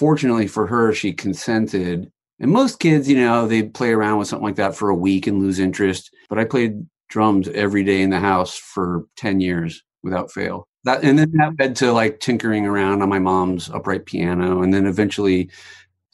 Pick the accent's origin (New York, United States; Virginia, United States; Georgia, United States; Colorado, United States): Virginia, United States; moved away as an adult; now in Los Angeles, United States; I grew up in Virginia and I drove across the country when I was 24